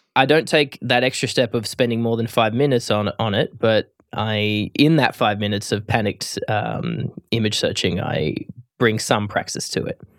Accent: Australia; as an Australian

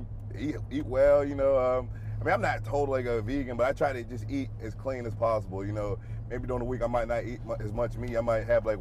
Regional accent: Pittsburgh, Pennsylvania, United States; moved away; I grew up a Steelers fan. I'm from Pittsburgh

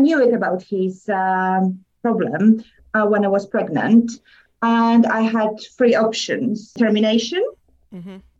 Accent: Poland; accent: Polish; English is a second language; moved away as an adult; also born or lived in England; now in United Kingdom; I was born in Poland. Mm-hmm. I came to England in 2008, 15 years ago, and I've been living since.

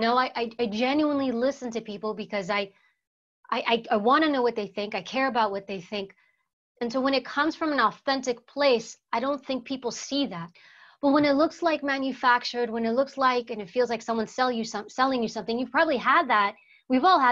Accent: New York City, New York, United States; first language Greek; English is a second language; we lived in New York City. I was born in Harlem, Washington Heights area, which was a very high crime, very poor area. And Greek was actually my first language. I learned English in school. And we grew up around crime

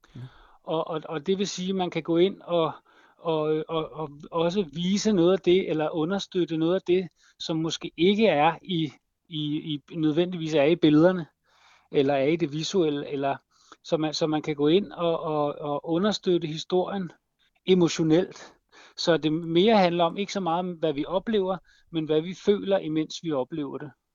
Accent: Copenhagen, Capital Region of Denmark, Denmark; jeg kommer fra København

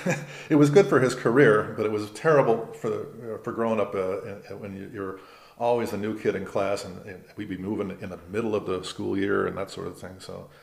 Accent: West Hollywood, California, United States; West Hollywood, right. At the time, it was an unincorporated part of Los Angeles County. It wasn't part of the city.

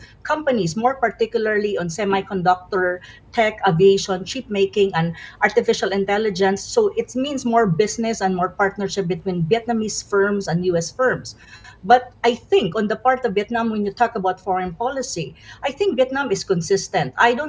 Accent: Philippines; I'm from the Philippines, so I am an ASEAN member.

